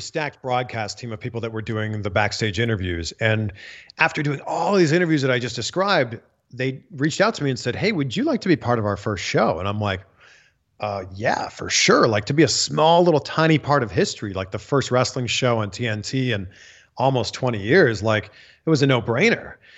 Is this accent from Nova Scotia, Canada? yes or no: no; Pickering, Ontario, Canada; moved away as an adult; now in United States; Canadian, born and raised just outside of Toronto. I'm from Pickering, Ontario.